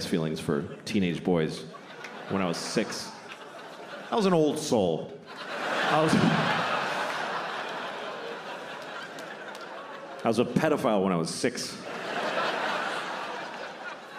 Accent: Boston, Massachusetts, United States; I grew up in Boston

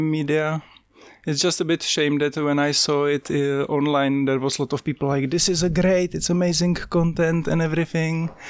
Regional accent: Czechia; born or raised there; moved away as an adult; also born or lived in London; now in Wellington, New Zealand

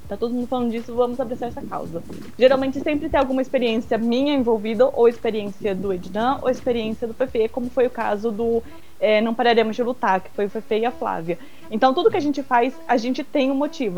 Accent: Brazil; moved away; also born or lived in Japan; Sendo brasileira

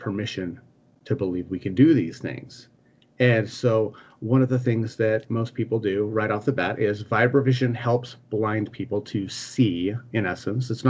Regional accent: United States; I'm American

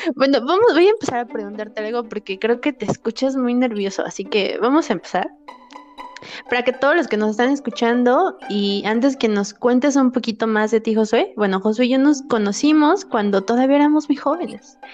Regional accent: Mexico City, Mexico; yo soy de la Ciudad de México, nací ahí

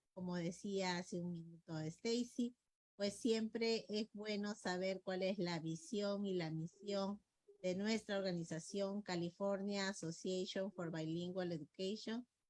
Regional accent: Peru; como peruanos

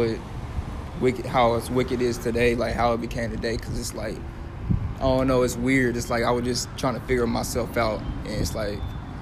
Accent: Kansas City, Missouri, United States; moved away; also born or lived in Dallas, Texas; I grew up in Kansas City, Missouri, to be exact. Lived here most of my life. Moved to Dallas, middle of my life.

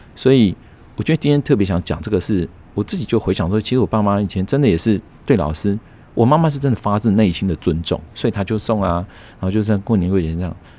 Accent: Taiwan; 我们台湾人反而是，呃，有钱的家长，啊，有，有等于是经济实力好的家长，啊，让孩子以后上大学上了一个公立的

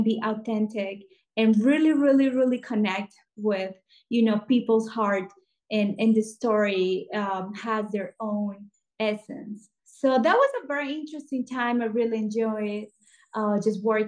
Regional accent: Colombia; moved away as an adult; also born or lived in Los Angeles, United States; I'm original from Colombia, South America

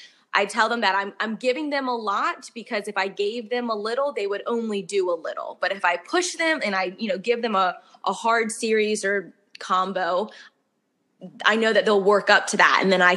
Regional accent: the North, United States; I'm from the North. So down here in the South, like, they really think I'm sassy. I just tell it like it is, as us Northerners usually do.

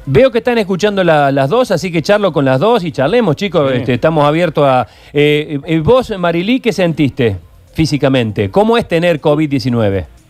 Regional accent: Córdoba, Argentina; accent: tonada; soy cordobés de Córdoba Capital

